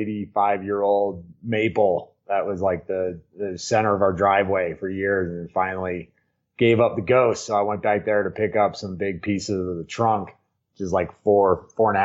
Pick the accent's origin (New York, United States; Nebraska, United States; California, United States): New York, United States; Hudson Valley; now in Crested Butte, United States; I grew up in New York, right outside the city, just up out of the city on the Hudson, in the Hudson Valley